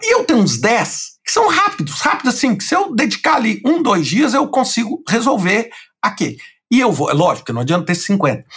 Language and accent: Portuguese; Brazil; moved away as an adult; eu sou brasileiro, nascido no Brasil